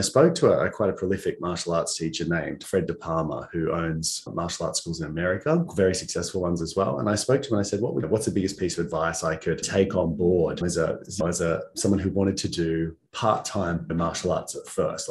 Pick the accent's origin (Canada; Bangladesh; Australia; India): Australia; Muswellbrook, New South Wales; also born or lived in Singleton / Gosford, Central Coast; I grew up in the Hunter Valley in a town called Musslebrook and lived there until I was probably about 12, 13 years of age.